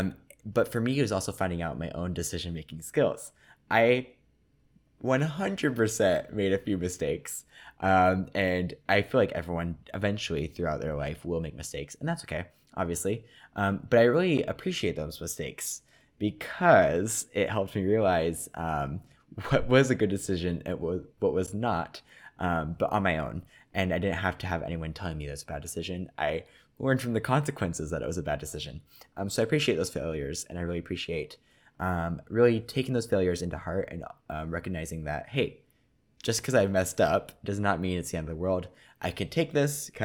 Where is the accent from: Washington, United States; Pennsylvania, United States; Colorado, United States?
Washington, United States; Graham; moved away as an adult; now in Seattle, United States; growing up in Graham